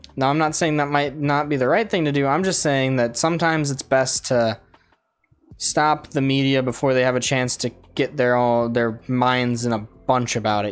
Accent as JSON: {"language": "English", "country": "United States", "said": "we're American"}